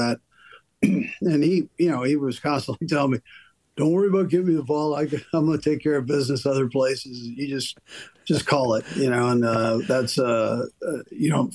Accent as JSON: {"language": "English", "town": "Los Angeles", "region": "California", "country": "United States", "tie": "born or raised there", "said": "as a kid growing up in Los Angeles"}